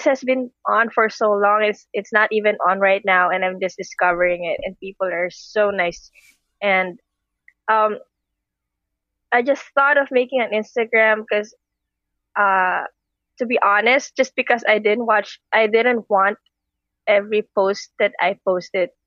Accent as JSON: {"language": "English", "country": "Philippines", "said": "I'm from the Philippines"}